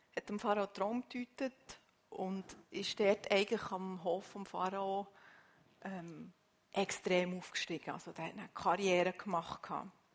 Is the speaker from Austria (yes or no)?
no; Switzerland; bei uns in der Schweiz